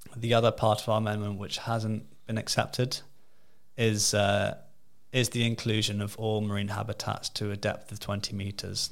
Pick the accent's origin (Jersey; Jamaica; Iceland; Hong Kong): Jersey; also born or lived in United Kingdom; I'm from Jersey. I s, I grew up here